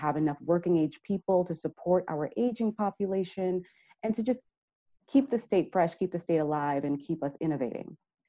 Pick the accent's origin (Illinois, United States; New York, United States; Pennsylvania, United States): New York, United States; now in Vermont, United States; I mean, I'm coming from New York. And so when I hear Vermonters talk about Irene, I can empathize because in 2012, we had Hurricane Sandy.